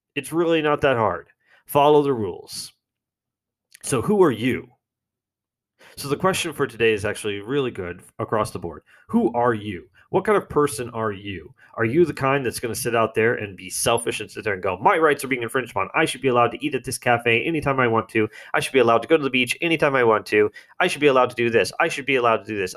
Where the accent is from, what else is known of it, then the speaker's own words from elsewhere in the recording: United States; I'm an American.